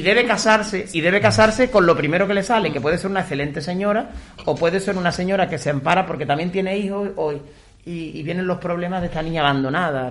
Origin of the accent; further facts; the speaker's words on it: Extremadura, Spain; En mi pueblo, por ejemplo, todavía sigue, en Extremadura